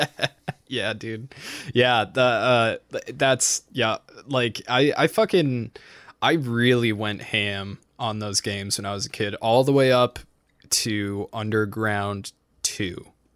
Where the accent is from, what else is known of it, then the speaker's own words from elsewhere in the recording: New England, United States; I'm from New England